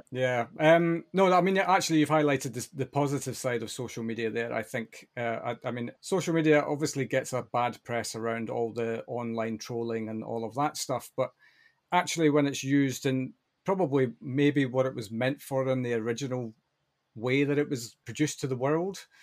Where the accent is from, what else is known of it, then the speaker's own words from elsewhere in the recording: Tiree, Scotland, United Kingdom; as a Western Isles boy myself, born and ra-, well, not born, but I was raised on Tyree